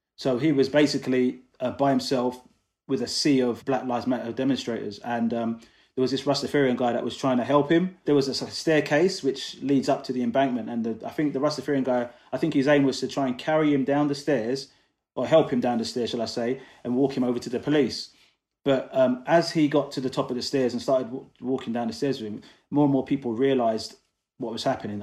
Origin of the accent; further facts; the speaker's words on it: London, United Kingdom; also born or lived in Coventry; I'm originally from Coventry, well, that's where I was born anyway, uh, raised in London.